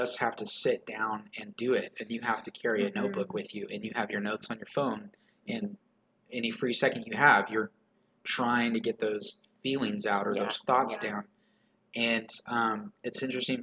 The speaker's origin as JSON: {"language": "English", "region": "the Bible Belt", "country": "United States", "tie": "born or raised there", "said": "growing up in Bible Belt and growing up in evangelical circles"}